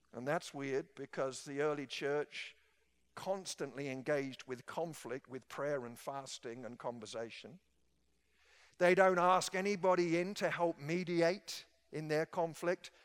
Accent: England, United Kingdom; moved away; back in my home country

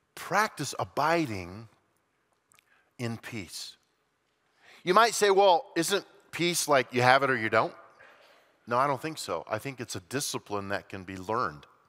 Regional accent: Colorado, United States; growing up in Colorado

